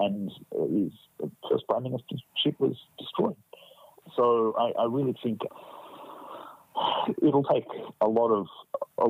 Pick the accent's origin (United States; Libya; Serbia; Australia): Australia; just being Australian